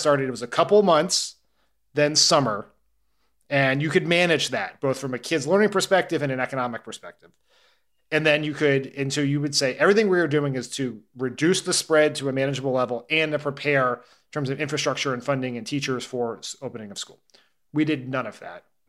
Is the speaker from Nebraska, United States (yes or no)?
no; near Claymont, Delaware, United States; Claremont, Delaware, which, you know, near where I grew up